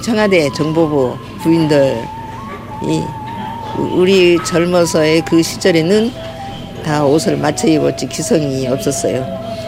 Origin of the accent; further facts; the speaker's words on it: Gochang, North Jeolla, South Korea; now in Incheon, South Korea; 우리 친정은 전라북도 고창.